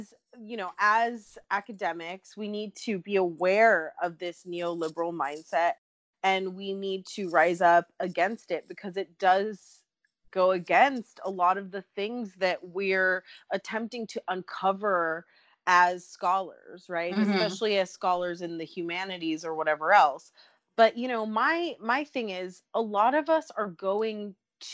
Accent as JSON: {"language": "English", "town": "Los Angeles", "region": "California", "country": "United States", "tie": "born or raised there", "said": "I grew up in San Pedro, California, which is just over the bridge from Long Beach, California."}